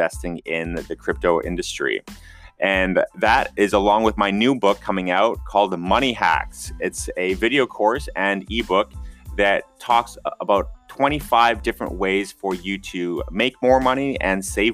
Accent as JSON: {"language": "English", "town": "Vancouver", "region": "British Columbia", "country": "Canada", "said": "I'm from Vancouver"}